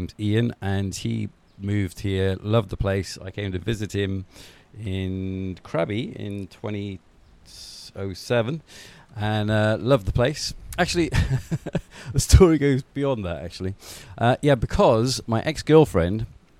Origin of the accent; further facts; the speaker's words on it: Wales, United Kingdom; accent: Welsh; moved away as an adult; also born or lived in Holland; now in Phuket, Thailand; I come from a little country called Wales, which very few people know about. And whenever I mention that, I sort of start to sort of naturally go into the Welsh accent